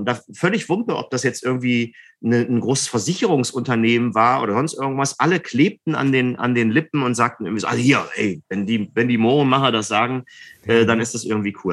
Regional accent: Mülheim an der Ruhr, North Rhine-Westphalia, Germany; now in Berlin, Germany; in Mühlheim an der Ruhr in meiner Heimatstadt

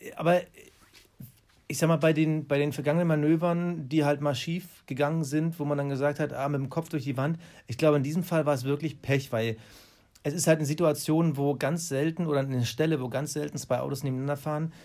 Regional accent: Germany; als Deutsche

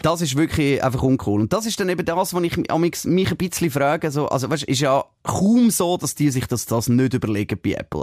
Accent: Switzerland; bei uns in der Schweiz

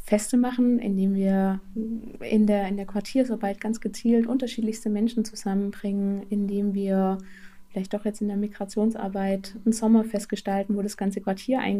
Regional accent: Southern Germany, Germany; Ich komme selber nicht aus Thüringen, sondern komme aus Süddeutschland. Also habe auch meine eigene Binnenmigrationsgeschichte

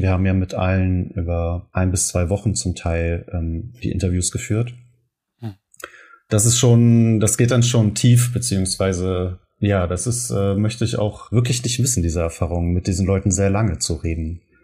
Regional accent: Germany; wir das als Deutsche oder aus Menschen aus Deutschland

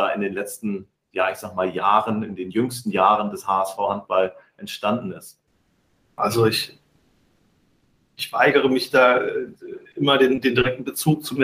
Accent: Adenau, Rhineland-Palatinate, Germany; born there; also ich bin in Adenau geboren. Das liegt daran, dass meine Mutter gerade bei ihren Eltern war

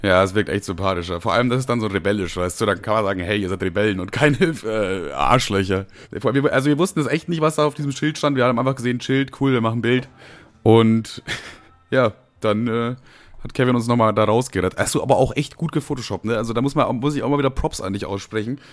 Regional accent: Bavaria, Germany; moved away; ursprünglich aus Bayern

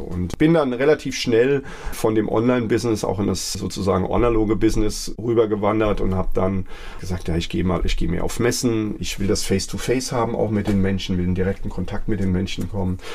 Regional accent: Wiesbaden, Hesse, Germany; moved away as an adult; now in Mainz, Germany; ich bin in Mainz-Kastell aufgewachsen

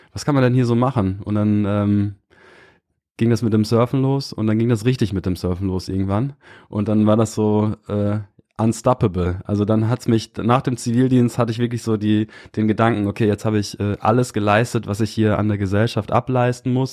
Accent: near Osnabrück, rural Lower Saxony, Germany; moved away as an adult; also born or lived in Kiel; ich bin äh, so ein richtig klassisches Dorfkind aus der niedersächsischen Provinz. Bin äh, äh, recht behütet aufgewachsen

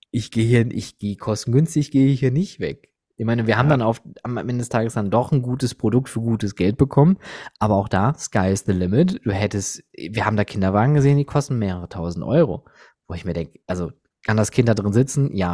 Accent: Germany; als Deutscher sagen wir Ocker

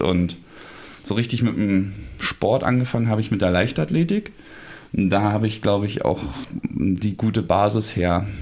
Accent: Berlin, Germany; moved away; also born or lived in Gotha; Richtung meiner alten Heimat, Richtung Berlin

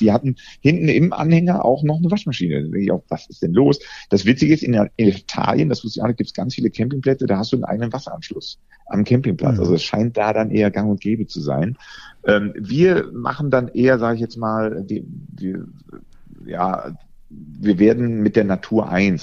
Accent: Rhineland, Germany; ich als Rheinländer kenne ja Schnee überhaupt nicht. Bei uns gibt es ja nur Regen oder Regen

